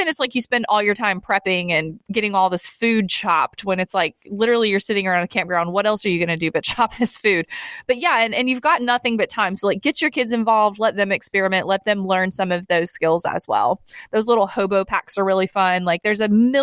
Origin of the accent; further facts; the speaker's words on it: Tennessee, United States; I'm from Tennessee.